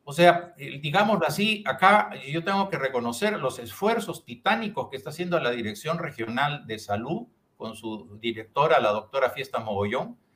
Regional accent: Piura, Peru; Y los piuranos tenemos una dignidad, o sea, somos parte del Perú este, y, y merecemos un mejor trato.

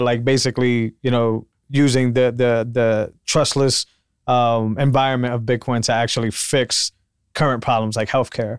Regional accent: Puerto Rico; also born or lived in Massachusetts; now in Austin, United States; I'm from Puerto Rico, which thankfully is not, is still part of the U S

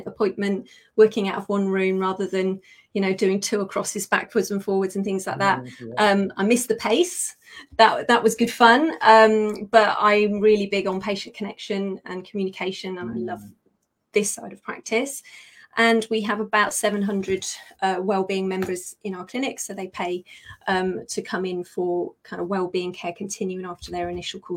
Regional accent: United Kingdom; accent: British; I am a Brit

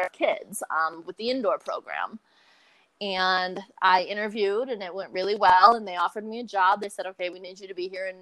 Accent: Gaylord, Michigan, United States; moved away as an adult; I grew up in Northern Michigan in a town called Gaylord

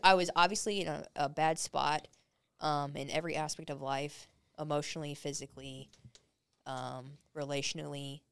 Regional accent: Arizona, United States; moved away; I'm from Arizona originally

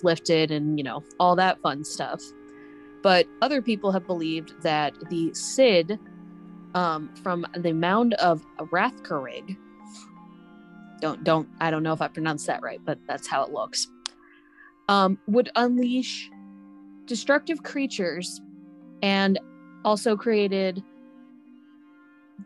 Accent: United States; I'm American

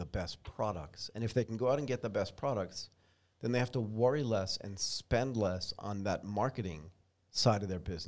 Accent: United States; accent: American; my American accent

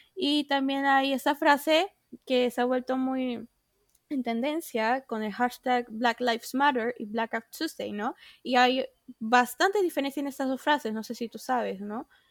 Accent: Peru; varias personas acá de nuestro país, de Perú, ahora hablando de nuestra situación como peruanos

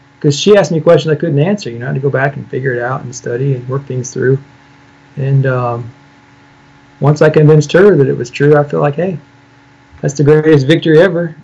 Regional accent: Illinois, United States; I'm from Illinois.

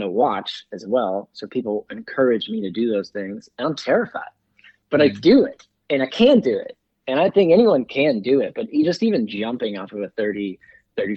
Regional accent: Pennsylvania, United States; When I was in high school in my hometown, Pennsylvania

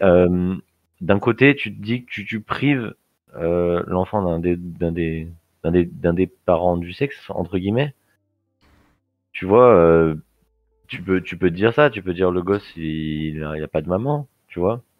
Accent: Lyon, Auvergne-Rhône-Alpes, France; on est de Lyon

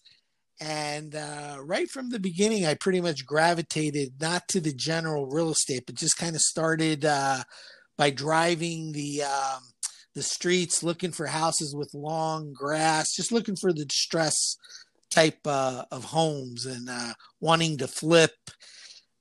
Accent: Guayaquil, Guayas, Ecuador; moved away as an adult; now in Miami, United States; Originally, I'm from Guayaquil, Ecuador, and pretty much came here to go to college

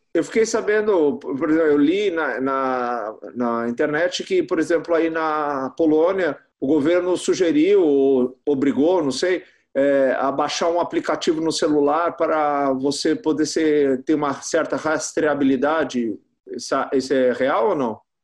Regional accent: Brazil; do nosso país tropical

